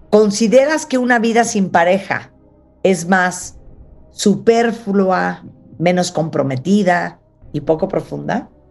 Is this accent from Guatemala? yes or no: no; Mexico